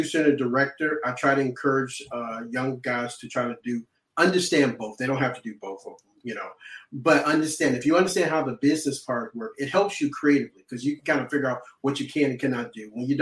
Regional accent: Chicago, Illinois, United States; I'm originally from Chicago. I'm from Southside Chicago.

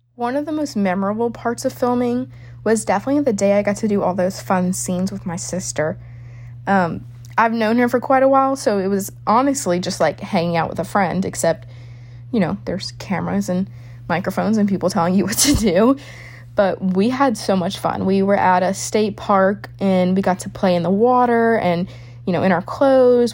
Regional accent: New Orleans, Louisiana, United States; I'm from New Orleans, Louisiana

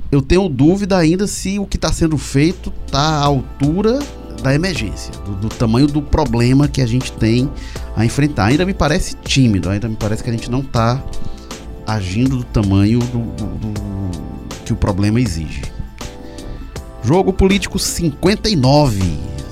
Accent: Northeast Region, Brazil; Eu acho que isso cabe a nós, a nós que somos nordestinos e, e fazer esse alerta e chamar a atenção.

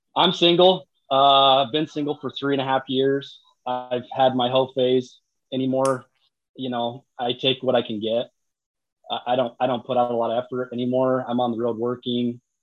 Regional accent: Utah, United States; I'm from Utah.

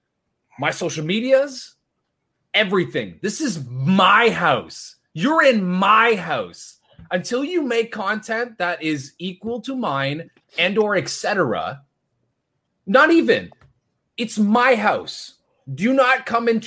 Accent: Canada; I am Canadian

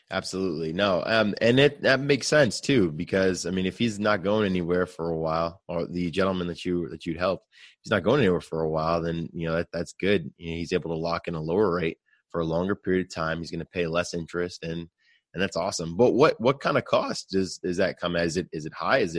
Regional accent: New York City, New York, United States; moved away; I'm from New York City.

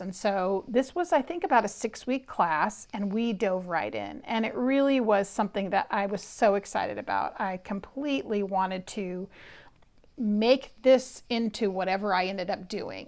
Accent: Berkeley, California, United States; I was actually born and raised in Berkeley, California

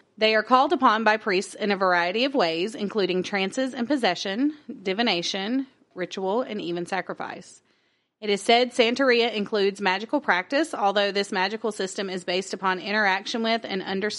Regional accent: United States; I'm American.

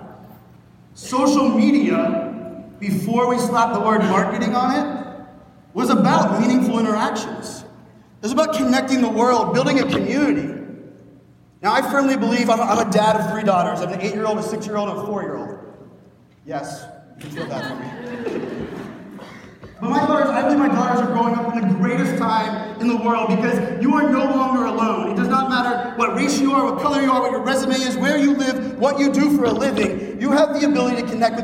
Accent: Pittsburgh, Pennsylvania, United States; born and raised in Pittsburgh, Pennsylvania

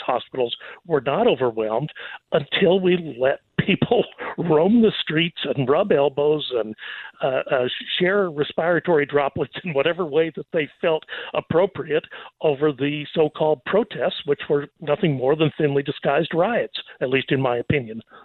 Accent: Texas, United States; I'm going to revert to being Texan

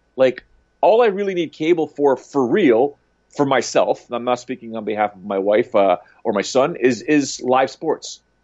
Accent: Canada; being a Canadian

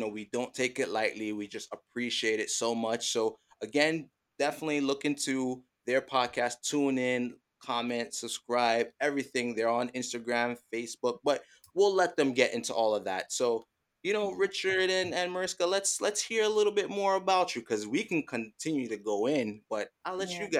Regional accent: Jamaica; Don't worry. You don't have to call it soccer. We are Jamaican. We call it football.

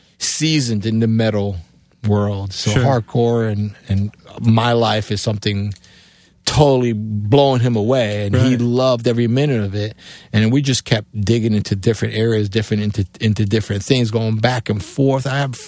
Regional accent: Cuba; English is a second language; moved away; also born or lived in New York, United States; because my accent, being A, coming from Cuba, B, in New York, this computer is like, where is this guy from, you know?

